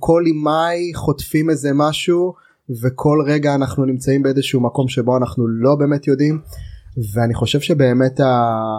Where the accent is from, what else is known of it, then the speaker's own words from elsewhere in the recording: Israel; אנחנו ישראלים היהודים